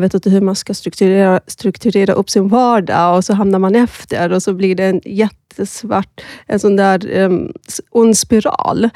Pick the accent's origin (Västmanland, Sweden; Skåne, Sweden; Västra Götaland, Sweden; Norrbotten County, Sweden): Skåne, Sweden; Malmö; moved away as an adult; now in Stockholm, Sweden; Jag är född i Malmö, um, men flyttade till Stockholm för snart tio år sedan